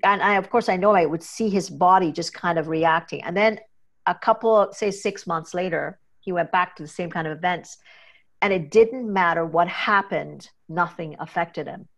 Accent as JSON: {"language": "English", "country": "Trinidad & Tobago", "tie": "born or raised there", "said": "I'm a Trinidadian, kinda growing up in the Caribbean"}